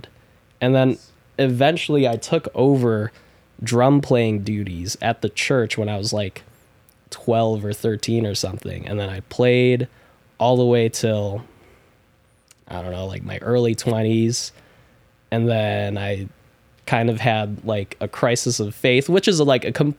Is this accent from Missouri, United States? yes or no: no; Chicago, Illinois, United States; also born or lived in Des Plaines, Illinois; I was born and raised in Chicago, then moved out to Des Plaines and lived there for God knows how long, like more than half of my life at this point